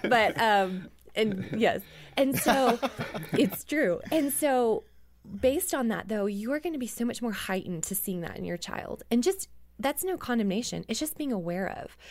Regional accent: Canada; I grew up in Canada

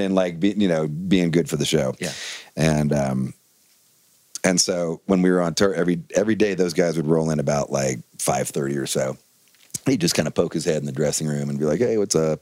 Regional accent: Bay Area, California, United States; growing up in the Bay Area

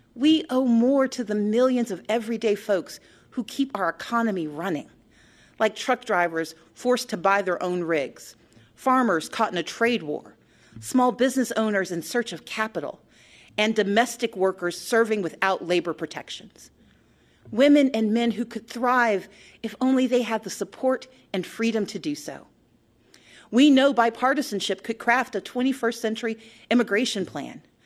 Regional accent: Georgia, United States; my home state

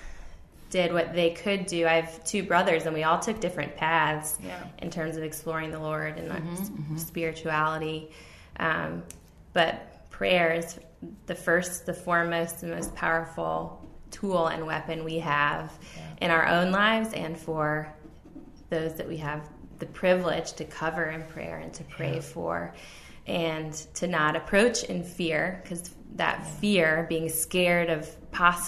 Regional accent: Virginia Beach, Virginia, United States; moved away; I moved away from Virginia Beach for 10 years

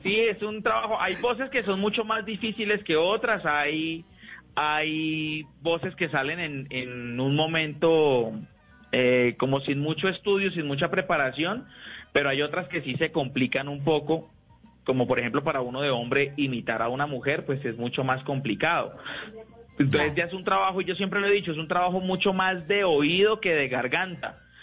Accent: Neiva, Huila, Colombia; Yo soy de Neiva

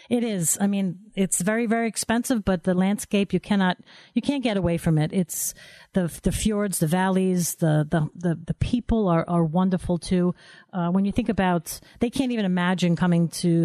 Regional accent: New York, United States; born or raised there

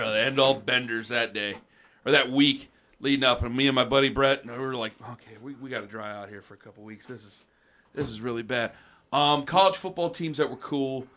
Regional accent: Canton, Ohio, United States; in my neighborhood, like, I'm from Canton

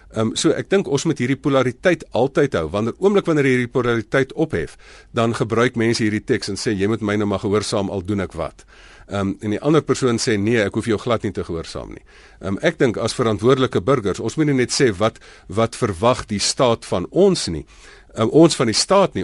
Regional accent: South Africa

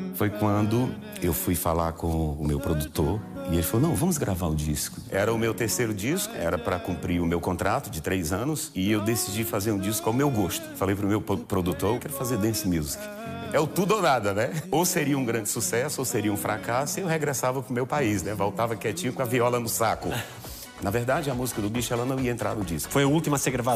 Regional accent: Goiânia, Goiás, Brazil; moved away; also born or lived in Porto Franco, Maranhão, Brazil; nós saímos de Porto Franco, fomos para Goiânia, mil e tal quilômetros de distância

